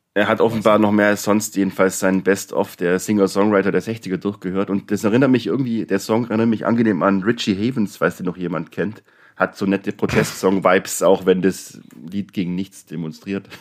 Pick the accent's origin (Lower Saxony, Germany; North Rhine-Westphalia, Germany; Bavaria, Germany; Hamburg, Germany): Bavaria, Germany; Neu-Ulm; ich bin ja auch aus Neu-Ulm